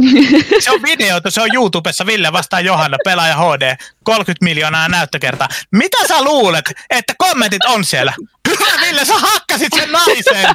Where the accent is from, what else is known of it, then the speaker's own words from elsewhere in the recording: Eastern Finland, Finland; moved away; also born or lived in Vantaa, Finland; mä vietin lapsuuteni Itä-Suomessa